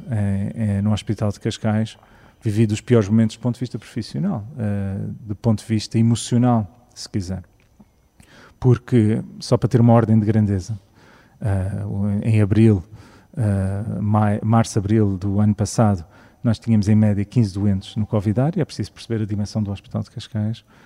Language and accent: Portuguese; Canada; also born or lived in Sintra; now in Portugal; eu cresci no Canadá